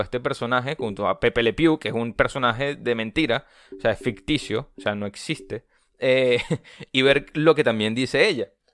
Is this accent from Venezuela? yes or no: yes; Venezuela; yo soy venezolano. Eh, no soy mexicano